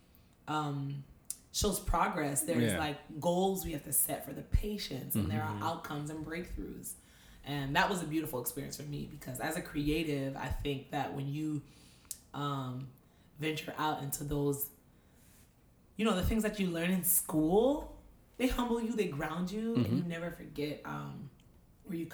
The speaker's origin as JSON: {"language": "English", "town": "Boynton Beach", "region": "Florida", "country": "United States", "tie": "born or raised there", "also_born_or_lived": "Miami, Florida", "moved": "as an adult", "lives_now": "New York, United States", "said": "I'm from Florida, nice. Boynton Beach"}